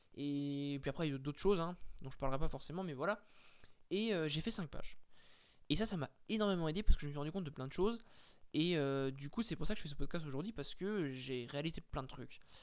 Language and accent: French; France; on n'était pas privilégié en tant que français